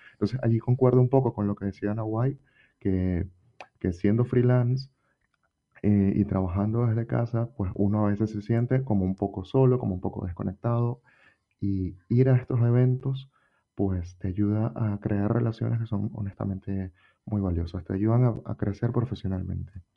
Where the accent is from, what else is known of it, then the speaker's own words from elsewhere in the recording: Venezuela; moved away as an adult; now in Spain; Yo soy venezolano